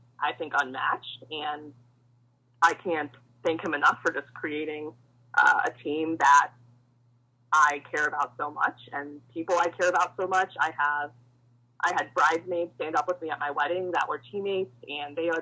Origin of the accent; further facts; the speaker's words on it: Ohio, United States; moved away as an adult; also born or lived in Massachusetts; I grew up in Ohio